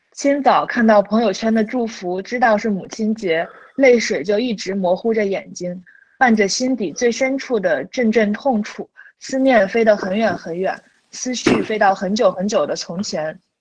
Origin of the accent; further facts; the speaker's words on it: Jiaodong, Shandong, China; accent: Jiaodong dialect; moved away; 像我现在开始，就是比如说我跟我男朋友可以去教他说这个家乡话，说土里土气的这种胶东方言